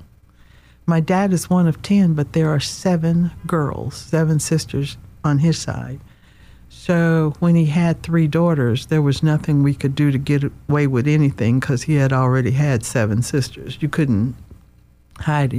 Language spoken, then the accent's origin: English; Nashville, Tennessee, United States; I am a country girl, like you said, from Nashville, Tennessee